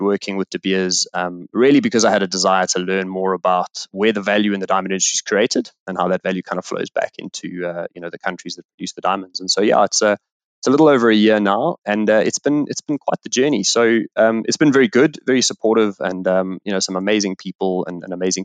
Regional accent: South Africa; also born or lived in Botswana; I grew up in South Africa

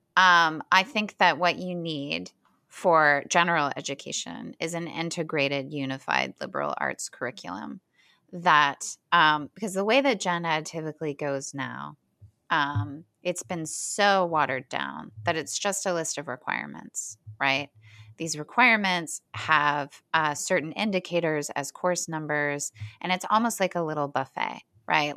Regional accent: Hamilton, Ohio, United States; moved away; Middletown is about eight minutes from my hometown, Hamilton, and it's basically the same place.

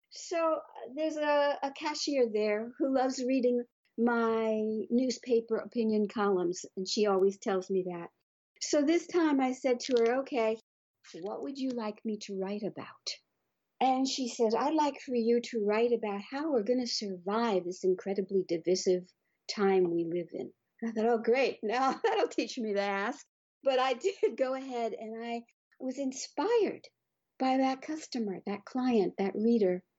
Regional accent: Bermuda; moved away; I was brought up in Bermuda where there are no mountains

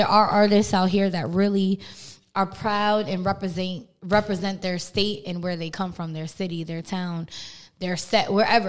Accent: Bayonne, New Jersey, United States; I'm not... … is not from Jersey City. I am from Bayonne, New Jersey, Boudaville, 201. We cousins to Jersey City.

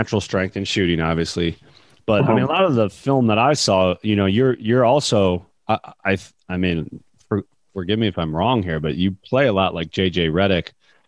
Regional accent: Northern Michigan, United States; I'm from Northern Michigan, small town.

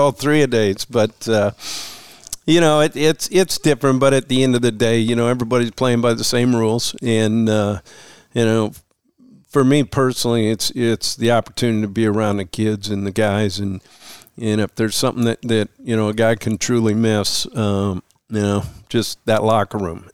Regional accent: Missoula, Montana, United States; moved away as an adult; growing up in Missoula

